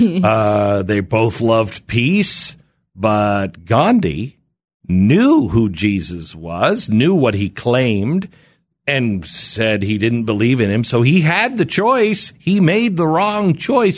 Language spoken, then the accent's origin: English; Pacific Northwest, United States; moved away; I grew up in the Pacific Northwest